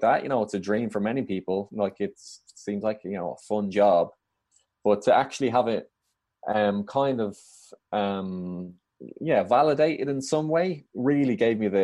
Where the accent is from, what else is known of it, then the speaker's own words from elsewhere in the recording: Dublin, Leinster, Ireland; moved away as an adult; now in London, United Kingdom; I grew up in Dublin and still live there